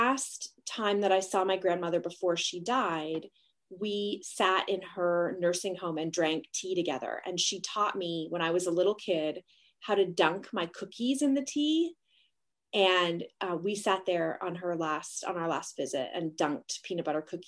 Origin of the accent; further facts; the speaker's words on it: Canada; I'm Canadian